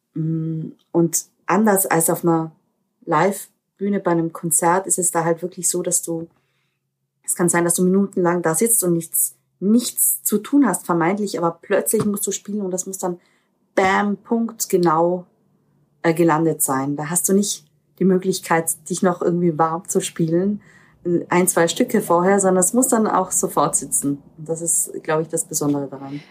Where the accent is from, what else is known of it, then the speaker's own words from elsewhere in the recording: Austria; ich bin eine Österreicherin mit, mit diesen slawischen Wurzeln